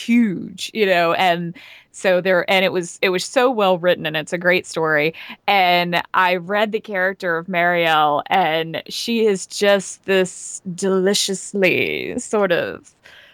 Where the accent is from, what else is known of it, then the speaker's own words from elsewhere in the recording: Georgia, United States; accent: Southern; growing up in Georgia